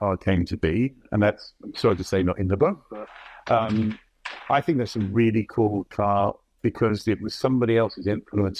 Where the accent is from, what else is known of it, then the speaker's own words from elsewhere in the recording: England, United Kingdom; moved away as an adult; now in New York, United States; I'm English